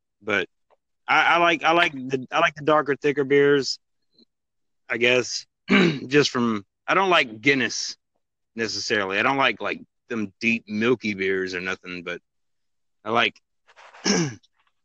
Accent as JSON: {"language": "English", "town": "Atlanta", "region": "Georgia", "country": "United States", "said": "I'm from Atlanta, Georgia"}